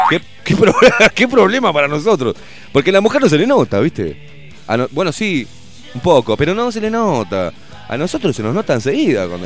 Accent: Uruguay; now in Germany; Sí, soy uruguaya y vivo.

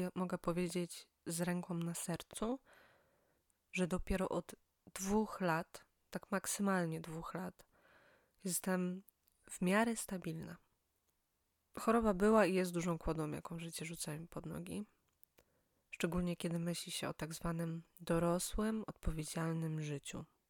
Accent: Silesian Voivodeship, Poland; moved away as an adult; now in Poznań, Poland; Pochodzę z małego miasta na Śląsku.

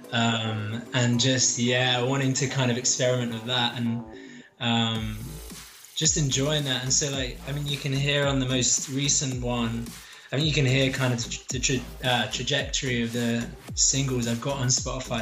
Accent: London, United Kingdom; moved away as an adult; now in Sheffield, United Kingdom; I'm I'm based in Sheffield. I'm actually from South London.

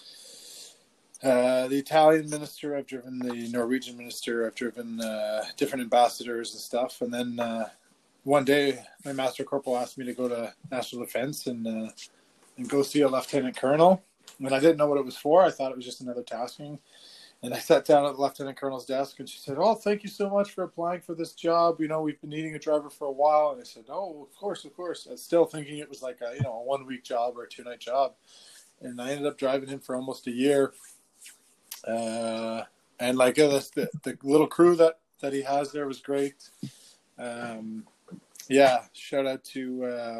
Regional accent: Ottawa, Ontario, Canada; also born or lived in Petawawa, Ontario; now in Montreal, Canada; I grew up in Montreal. It was actually, my parents were living in Verdun, where I'm kind of staying now, which is kind of a fun full circle. Moved to Ottawa when I was 10. And then kind of hung out there for 20 years.

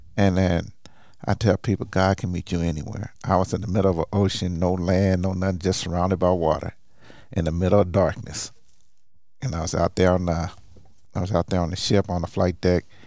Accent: Tulsa, Oklahoma, United States; I'm originally from Tulsa, Oklahoma

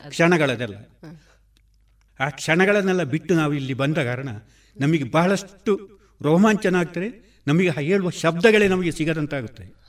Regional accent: Badiyadka, Kerala, India; ನಾನು ಸಾವಿರದ ಒಂಬೈನೂರ ಅರುವತ್ತು ಜನವರಿ ಹದಿನಾಲ್ಕು ಕಾಸರಗೋಡು ತಾಲೂಕು ಪೆರಡಾಲ ಗ್ರಾಮದ ಬದಿಯಡ್ಕದ ಅಣಿಲೆ ಬೆಣ್ಣೆಮನೆ ಎಂಬಲ್ಲಿ ಹಿರಿಯ ಪುತ್ರನಾಗಿ ಜನಿಸಿದೆ

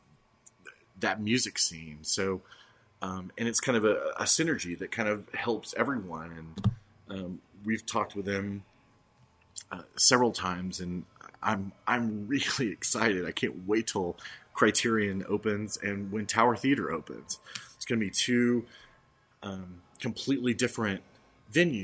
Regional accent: Dallas, Texas, United States; moved away as an adult; also born or lived in Los Angeles / Austin / San Diego; now in Oklahoma City, United States; I grew up in LA as a kid and as a teenager in Dallas

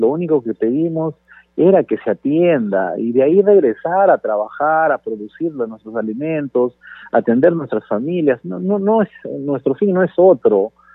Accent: Peru; como peruanos

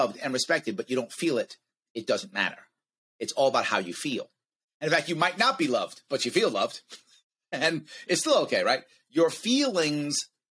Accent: United States; as an American

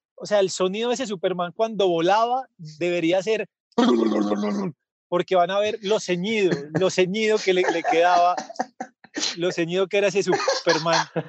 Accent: Medellín, Antioquia, Colombia; los que somos de Medellín y conocemos la Feria de las Flores

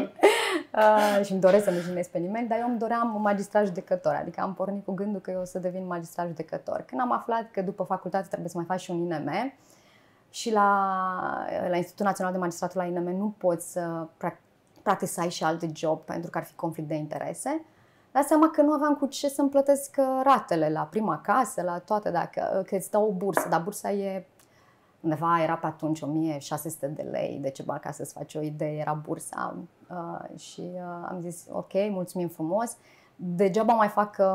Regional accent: Bacău, Bacău County, Romania; Nu sunt. Nu sunt. Sunt uh, din uh, Moldova noastră.

